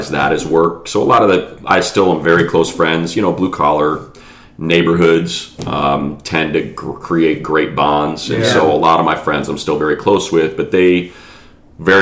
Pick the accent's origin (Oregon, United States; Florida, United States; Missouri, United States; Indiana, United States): Indiana, United States; East Chicago; moved away as an adult; also born or lived in Los Angeles; I was born and raised in East Chicago, Indiana